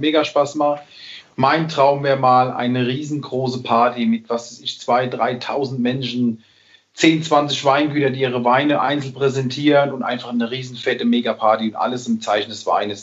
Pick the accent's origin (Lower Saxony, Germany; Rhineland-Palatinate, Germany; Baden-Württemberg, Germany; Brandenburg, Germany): Rhineland-Palatinate, Germany; ich als Pfälzer, ähm, dieses Lebensgefühl im Glas zu haben, das ist einfach ein Stück Heimat